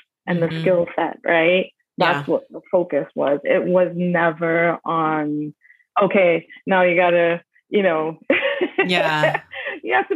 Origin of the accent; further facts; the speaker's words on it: Trinidad & Tobago; moved away; I grew up in Trinidad in the Caribbean